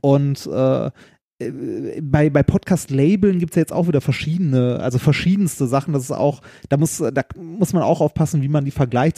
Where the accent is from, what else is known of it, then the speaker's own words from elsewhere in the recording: Essen, North Rhine-Westphalia, Germany; moved away; also born or lived in Mannheim; in Essen, in meiner Heimatstadt